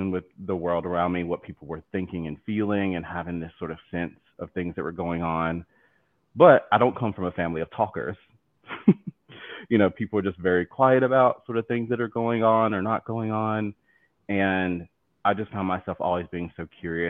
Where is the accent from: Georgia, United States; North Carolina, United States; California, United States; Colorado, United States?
North Carolina, United States; accent: southern; moved away as an adult; now in New York City, United States; I'm originally from North Carolina. I grew up there, spent all of my childhood there